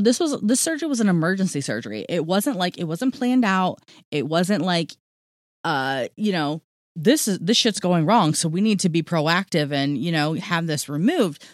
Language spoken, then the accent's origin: English; Ohio, United States; I'm from Ohio